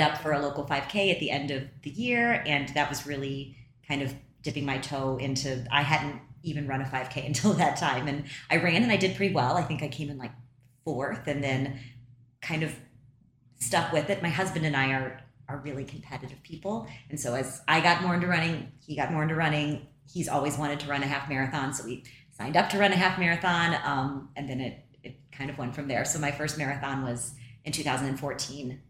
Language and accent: English; St. Louis, Missouri, United States; my hometown